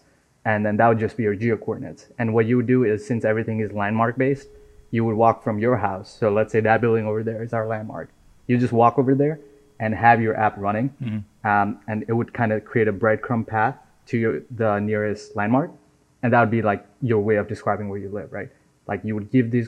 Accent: Nepal; now in United States; So I was born and raised in Nepal

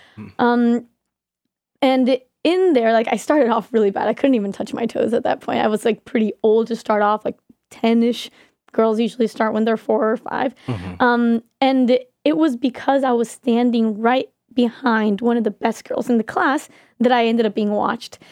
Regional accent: Colombia; moved away

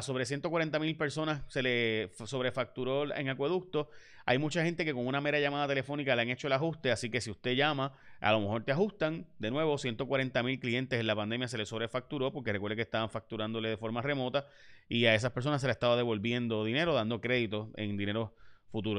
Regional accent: Puerto Rico; somos puertorriqueños, que somos distintos y que tenemos nuestras particularidades

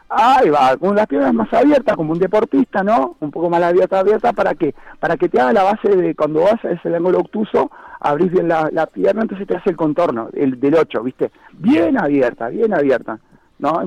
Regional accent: Montevideo, Uruguay; now in Maldonado, Uruguay; soy de Montevideo, me vine a vivir a Maldonado

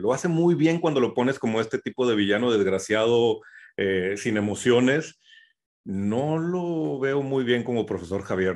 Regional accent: Mexico

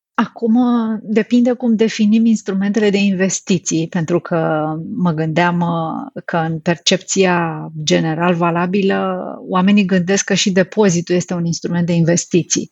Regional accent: Romania; pentru noi ca și români

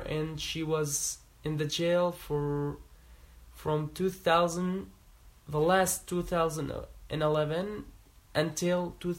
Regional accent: Damascus, Damascus Governorate, Syria; English is a second language; moved away; also born or lived in Ghouta; I'm from Damascus, I'm not from Ghouta.

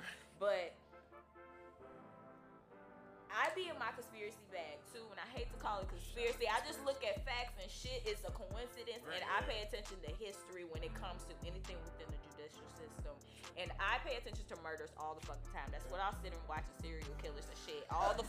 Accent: Chicago, Illinois, United States; I am from Chicago and I grew up in a Chicago home

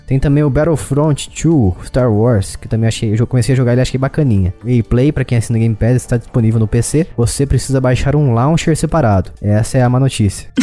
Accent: Brazil; eu sou brasileiro

